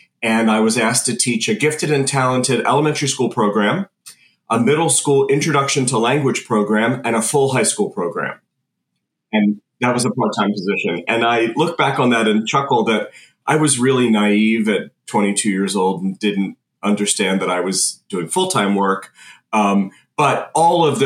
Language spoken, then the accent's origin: English; Philadelphia, Pennsylvania, United States; I'm from the Philadelphia area